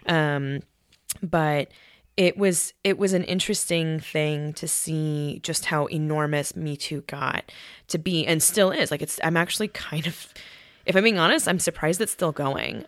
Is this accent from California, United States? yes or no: no; Colorado, United States; my, my brother and I are Korean, and we were raised in Colorado.